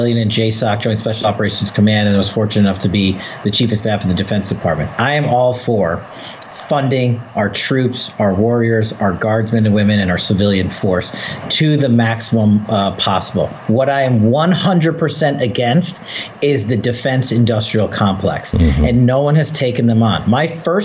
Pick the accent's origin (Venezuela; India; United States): United States; I was born and raised as American